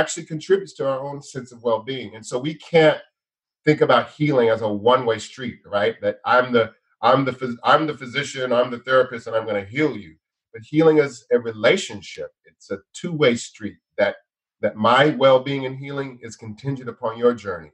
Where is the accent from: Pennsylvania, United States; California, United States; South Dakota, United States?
California, United States; outside of Los Angeles, Southern; I grew up outside of Los Angeles, outside in Southern California